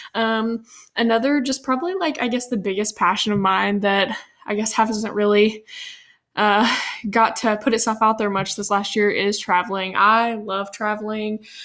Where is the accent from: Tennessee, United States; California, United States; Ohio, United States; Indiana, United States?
Tennessee, United States; Nashville; grow up here in Nashville